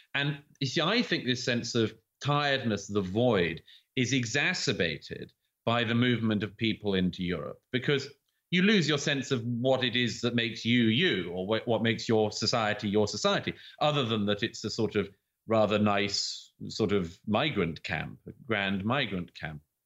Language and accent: English; United Kingdom